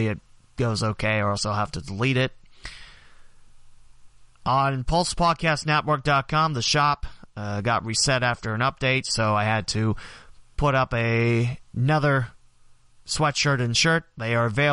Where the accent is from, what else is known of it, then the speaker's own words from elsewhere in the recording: West Alexandria, Ohio, United States; my hometown West Alexandria has 2%, meaning probably my parents